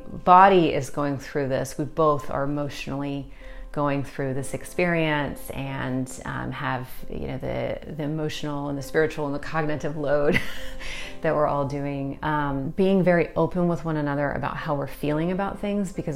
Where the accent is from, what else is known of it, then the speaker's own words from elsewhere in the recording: Austin, Texas, United States; I'm from Austin, Texas